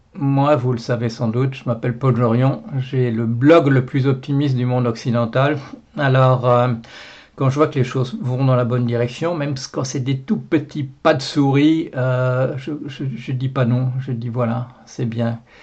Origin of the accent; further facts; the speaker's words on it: Belgium; je suis, je suis, belge. Voilà, je suis belge